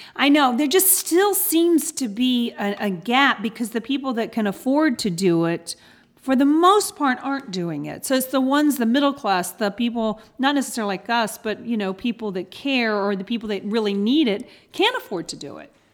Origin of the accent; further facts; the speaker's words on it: the South, United States; I'm from the South